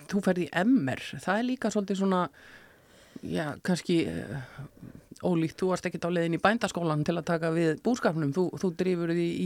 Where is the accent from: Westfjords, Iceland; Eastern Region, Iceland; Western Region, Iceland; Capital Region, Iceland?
Western Region, Iceland; Brennistaðir, Flókadalur, Borgarfjörður; also born or lived in Reykjavík; now in Borgarnes, Iceland; Já, ég kemur borgarferði, ég er ólst upp á sveitaheimili